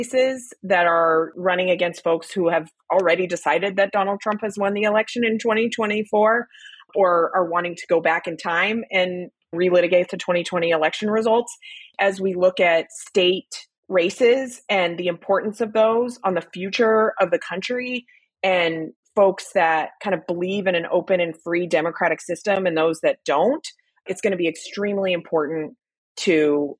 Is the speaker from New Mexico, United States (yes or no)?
yes; New Mexico, United States; I'm originally from New Mexico, and I grew up kind of exposed to politics my whole life